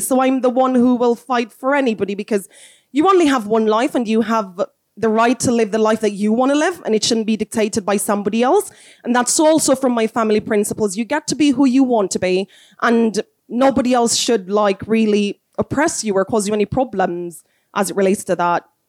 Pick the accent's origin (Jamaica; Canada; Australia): Jamaica; moved away; also born or lived in South Africa; I am from Jamaica. I was born to wonderful parents.